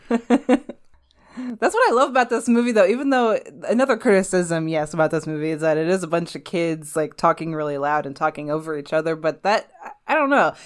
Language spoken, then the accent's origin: English; Midwest, United States; I'm from the Midwest, so there's, like, nothing here.